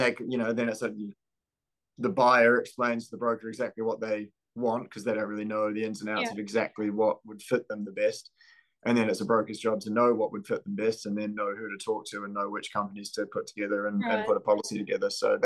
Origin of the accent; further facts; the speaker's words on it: New Zealand; I'm from New Zealand.